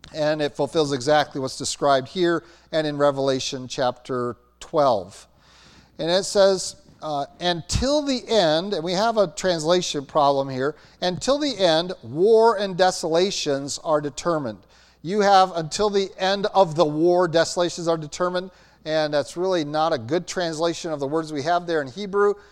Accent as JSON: {"language": "English", "country": "United States"}